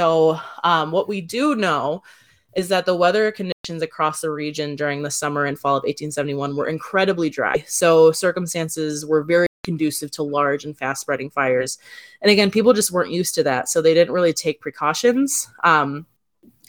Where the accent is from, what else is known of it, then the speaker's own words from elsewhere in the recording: Wisconsin, United States; born and raised in Wisconsin